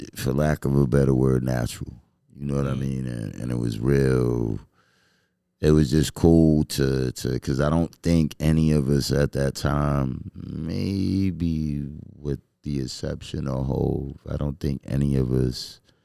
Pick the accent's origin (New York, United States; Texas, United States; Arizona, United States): New York, United States; New York City; I grew up in Flushing